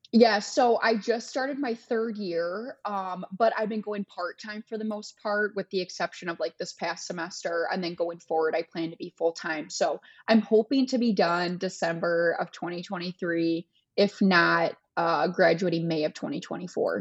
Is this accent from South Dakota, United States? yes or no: no; Michigan, United States; I'm in Florida right now. I'm from Michigan